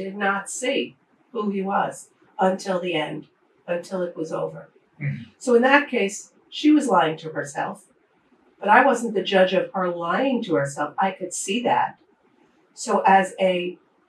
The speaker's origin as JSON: {"language": "English", "town": "New York City", "region": "New York", "country": "United States", "tie": "born or raised there", "also_born_or_lived": "Japan / Europe", "moved": "as an adult", "said": "I'm born and bred in the Bronx, New York City"}